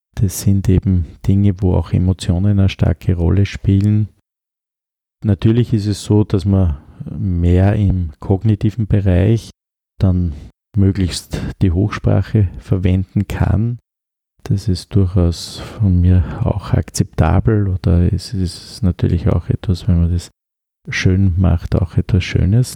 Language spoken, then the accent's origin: German; Upper Austria, Austria; accent: Upper Austrian dialect; moved away as an adult; now in Vienna, Austria; Als Oberösterreicher habe ich auch meine Dialekte